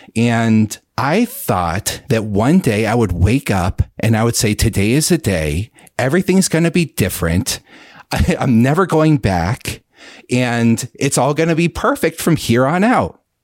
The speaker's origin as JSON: {"language": "English", "region": "central Pennsylvania", "country": "United States", "said": "I am from Pennsylvania, and I still live here. Uh, central Pennsylvania, the kind of more rural areas."}